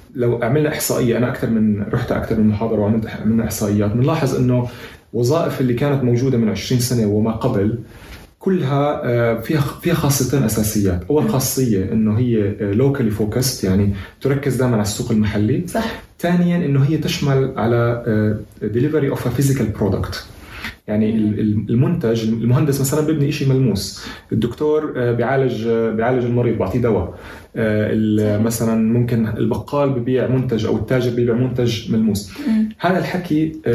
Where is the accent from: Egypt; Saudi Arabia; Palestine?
Palestine; احنا كشعب فلسطيني